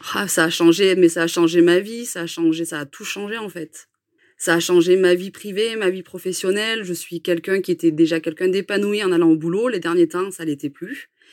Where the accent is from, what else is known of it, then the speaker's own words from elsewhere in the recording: Cantal, Auvergne-Rhône-Alpes, France; now in Puy-de-Dôme, France; on est originaire du Cantal